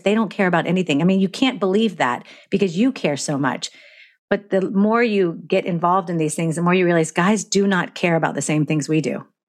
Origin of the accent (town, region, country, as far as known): Florida, United States